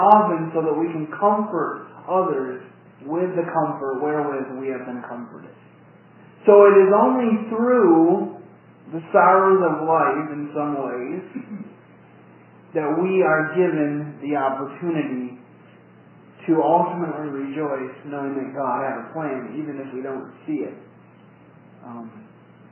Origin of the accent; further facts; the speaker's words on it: Jackson, Michigan, United States; I was born in Jackson, Michigan